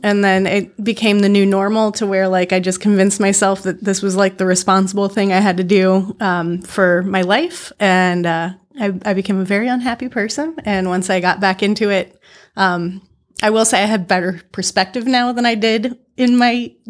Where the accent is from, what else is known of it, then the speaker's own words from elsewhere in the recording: Clearwater, Florida, United States; Clearwater, yeah.